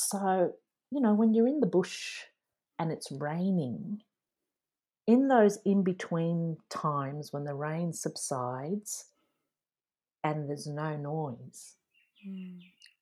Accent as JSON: {"language": "English", "town": "Dublin", "region": "Leinster", "country": "Ireland", "tie": "born or raised there", "moved": "yes", "lives_now": "Australia", "said": "born in Dublin, Ireland, and I spent my childhood there before emigrating to Australia."}